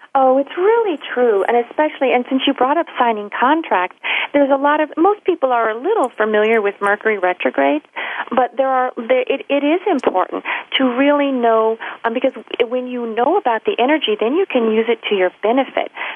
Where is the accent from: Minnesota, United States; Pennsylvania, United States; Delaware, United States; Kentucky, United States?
Kentucky, United States; Louisville; moved away; that's where I'm from, my hometown, Louisville, Kentucky